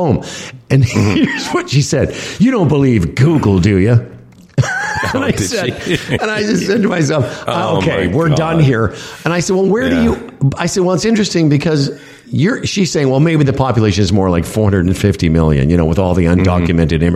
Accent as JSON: {"language": "English", "town": "Toronto", "region": "Ontario", "country": "Canada", "said": "I was from Toronto, Canada"}